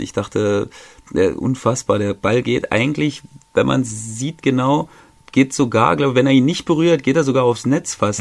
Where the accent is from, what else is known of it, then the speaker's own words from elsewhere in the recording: Germany; wir als Deutsche